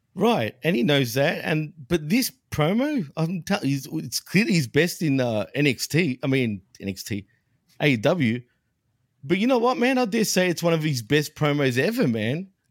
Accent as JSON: {"language": "English", "town": "Melbourne", "region": "Victoria", "country": "Australia", "tie": "born or raised there", "said": "in my neck of the woods, dude, in my hometown, Melbourne."}